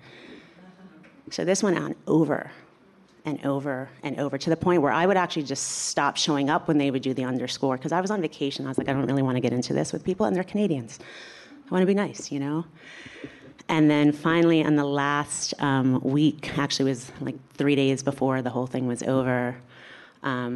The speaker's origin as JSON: {"language": "English", "region": "New York", "country": "United States", "said": "I'm from New York"}